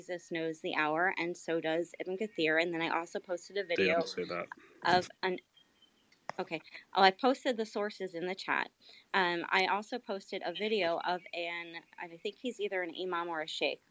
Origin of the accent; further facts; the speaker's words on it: United States; I'm American, so I don't really speak this language perfectly. I do have an accent